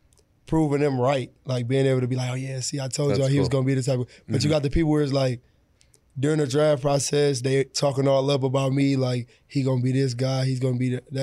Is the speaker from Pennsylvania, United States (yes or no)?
no; Detroit, Michigan, United States; You know, I'm from Detroit.